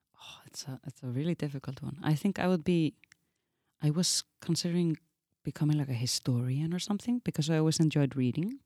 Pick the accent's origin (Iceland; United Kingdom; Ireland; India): Iceland; moved away; as an Icelandic woman